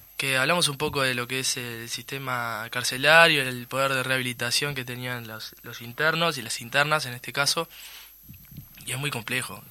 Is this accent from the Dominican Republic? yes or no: no; Uruguay; los uruguayos y las uruguayas somos